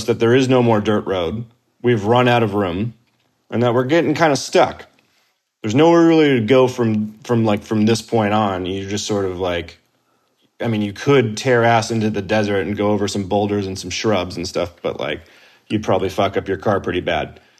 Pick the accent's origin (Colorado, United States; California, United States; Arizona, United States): Arizona, United States; Tempe; now in Los Angeles, United States; Grew up in Arizona. Grew up in Tempe specifically